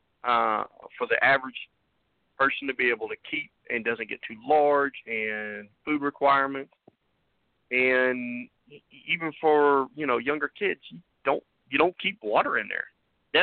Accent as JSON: {"language": "English", "region": "Kansas", "country": "United States", "tie": "born or raised there", "moved": "yes", "said": "my home state of Kansas"}